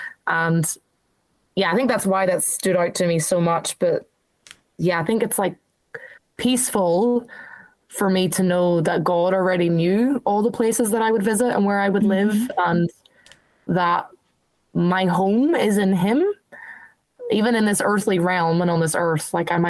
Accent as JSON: {"language": "English", "country": "Ireland", "tie": "born or raised there", "also_born_or_lived": "New Zealand / England", "lives_now": "Australia", "said": "I was born in New Zealand, live in Australia, I lived in, like, grew up in Ireland."}